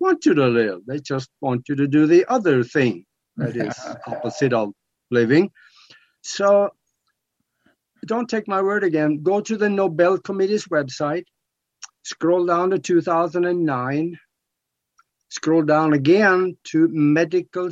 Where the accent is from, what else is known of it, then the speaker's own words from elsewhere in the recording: Norway; I'm from Norway